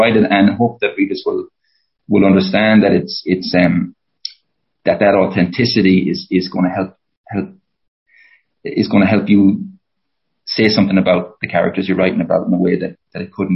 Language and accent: English; Mayo, Connacht, Ireland; moved away; also born or lived in Toronto; I'm from Mayo, the west of Ireland.